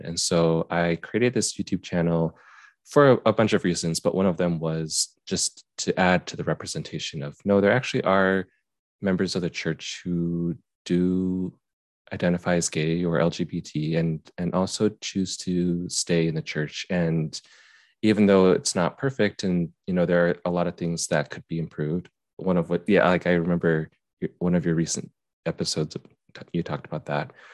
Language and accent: English; Utah, United States; I grew up in Utah